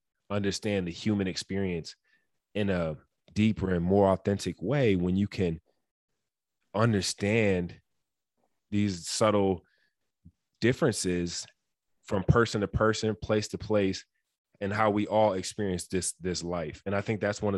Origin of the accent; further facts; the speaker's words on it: Detroit, Michigan, United States; growing up in Detroit